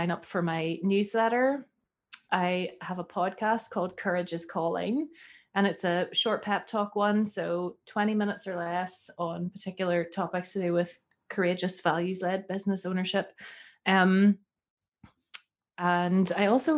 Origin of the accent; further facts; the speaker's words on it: Northern Ireland, United Kingdom; I'm from Northern Ireland.